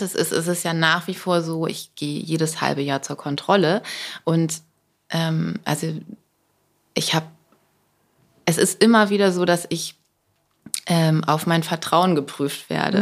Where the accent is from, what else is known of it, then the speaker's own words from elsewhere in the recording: Buxtehude, Lower Saxony, Germany; moved away; Ich komme ja aus Buxtehude